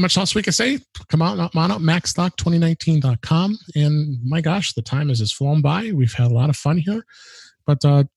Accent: Chicago, Illinois, United States; it's in Woodstock, Illinois, which is just outside of Chicago, my hometown

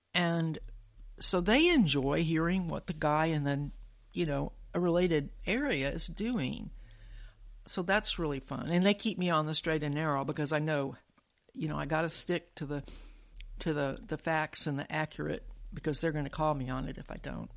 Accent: Huntsville, Alabama, United States; I grew up in Huntsville

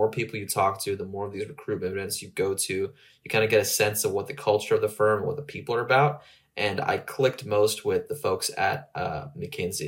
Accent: Southern California, United States; moved away as an adult; now in Austin, United States; I'm originally from Southern California

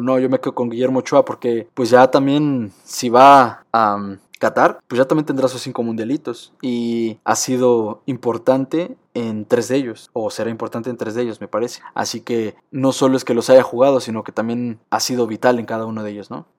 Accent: Mexico; como mexicanos

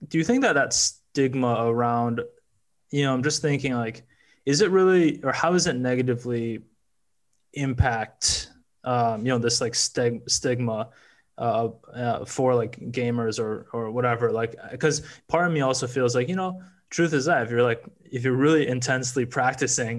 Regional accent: Wisconsin, United States; I grew up in Wisconsin

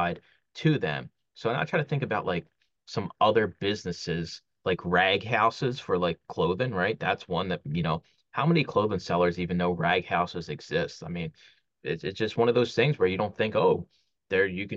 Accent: Philadelphia, Pennsylvania, United States; When I used to do flea markets growing up in Philly

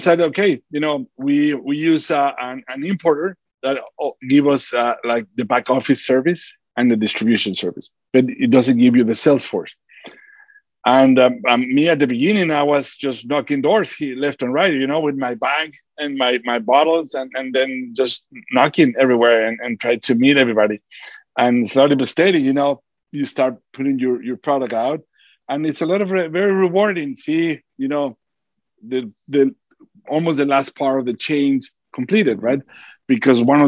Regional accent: Durango, Mexico; born or raised there

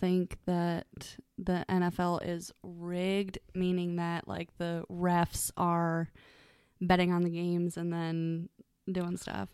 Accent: Ohio, United States; I'm from Ohio

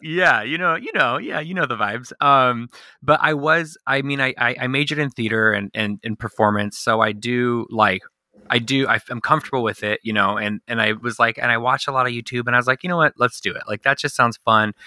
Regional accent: Southern California, United States; I'm born and raised in Southern California.

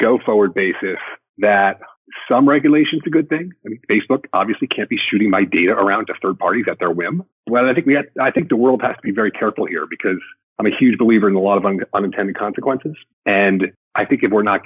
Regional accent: New York, United States; I grew up in the New York area

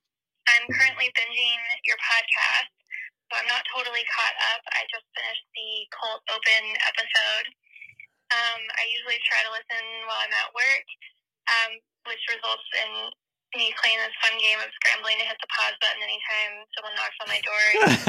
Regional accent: Austin, Texas, United States; now in Madison, United States; I'm from Austin, Texas, but I am currently living in Madison, Wisconsin, freezing my butt off.

